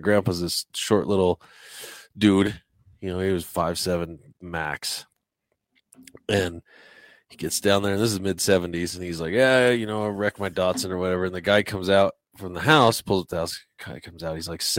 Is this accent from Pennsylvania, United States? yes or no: no; Colorado Springs, Colorado, United States; We know that we're from Colorado. We're from Colorado Springs.